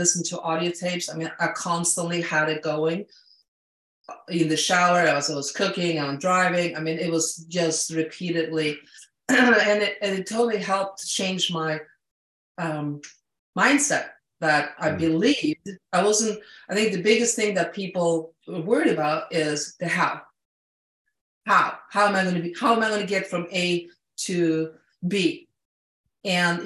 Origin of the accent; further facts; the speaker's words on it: Sweden; moved away; I'm an immigrant. I came from Sweden.